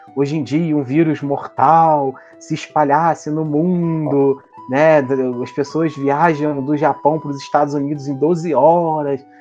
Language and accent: Portuguese; Brazil; enquanto brasileiros